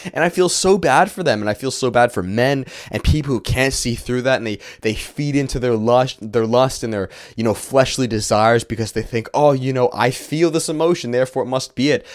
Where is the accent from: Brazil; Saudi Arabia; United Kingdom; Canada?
Canada; it's not the country that I was born into.